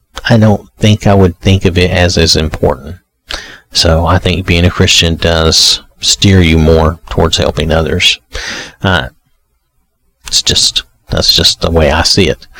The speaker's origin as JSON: {"language": "English", "region": "the South", "country": "United States", "said": "I'm from the South"}